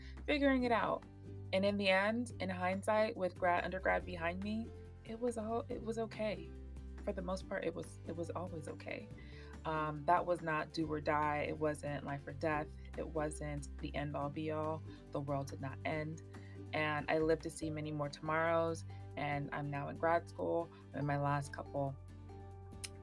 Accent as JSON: {"language": "English", "town": "Miami", "region": "Florida", "country": "United States", "tie": "born or raised there", "said": "I was born and raised in South Florida."}